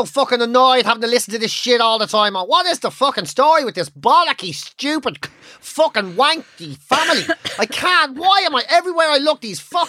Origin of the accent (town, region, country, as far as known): Ireland